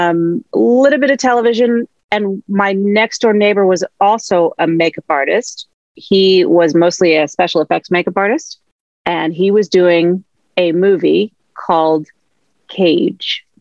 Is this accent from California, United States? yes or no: yes; Los Angeles, California, United States; I grew up in Los Angeles